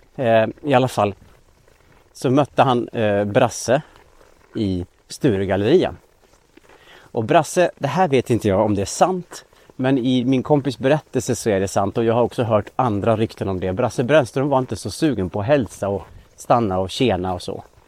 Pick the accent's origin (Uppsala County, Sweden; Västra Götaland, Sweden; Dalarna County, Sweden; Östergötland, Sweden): Dalarna County, Sweden; Linghed; now in Stockholm, Sweden; skogarna runt Linghed där jag växte upp i Dalarna